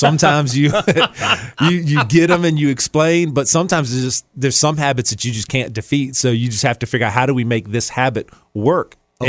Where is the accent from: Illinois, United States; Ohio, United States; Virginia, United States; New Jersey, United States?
Virginia, United States; Chesterfield; Man, I grew up in Chesterfield. Parents live in Chesterfield. I've been in Chesterfield, Thomasdale High School. So I've been here all my life.